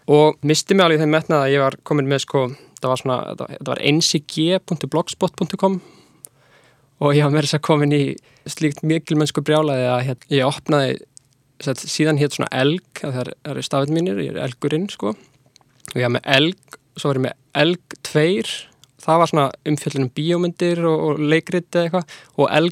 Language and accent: Icelandic; Reykjavík, Capital Region, Iceland; og er tekstasmiður og tónlistamæður Ég er uppalinn í Vesturbænum og fór síðan í mentaskólinni í Reykjavík